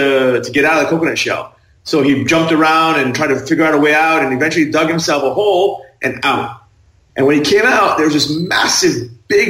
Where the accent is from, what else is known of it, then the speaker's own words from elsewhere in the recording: Thailand; I was raised in Thailand